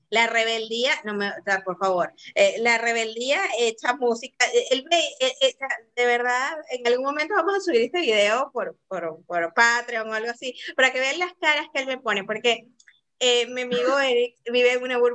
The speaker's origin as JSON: {"language": "Spanish", "country": "South Korea", "said": "yo como buena coreana, o sea, sí me gusta, como te digo, yo lo sé"}